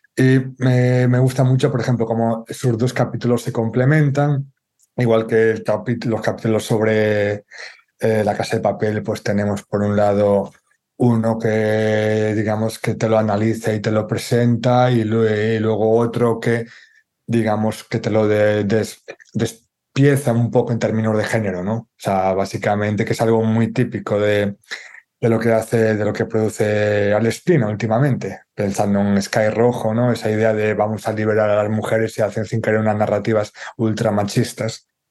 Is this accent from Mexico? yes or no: no; Galicia, Spain; como gallego